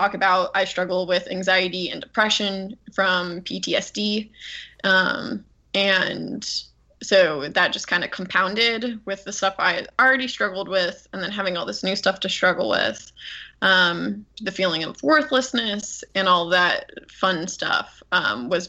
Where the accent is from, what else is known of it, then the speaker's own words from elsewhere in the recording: Southern California, United States; moved away as an adult; also born or lived in North Carolina; now in Charleston, United States; I'm from Southern California originally